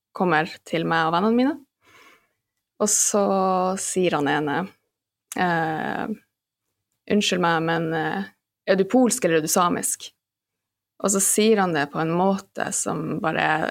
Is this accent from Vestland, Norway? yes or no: no; Alta, Finnmark, Norway; moved away as an adult; also born or lived in London; now in Oslo, Norway; jeg er født og oppvokst i Alta